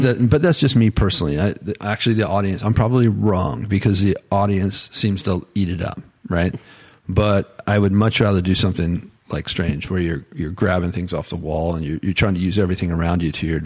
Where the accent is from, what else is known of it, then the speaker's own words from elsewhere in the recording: Florida, United States; it's where I'm from, my hometown